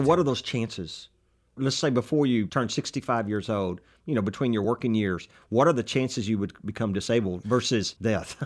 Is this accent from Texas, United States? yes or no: yes; Texas, United States; accent: Texas; talking with my Texas accent